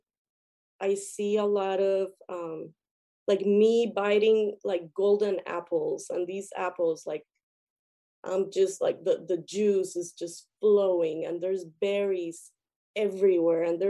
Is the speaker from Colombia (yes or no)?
yes; Colombia; I come from Colombia, and in Colombia I had the chance to be with indigenous tribes a lot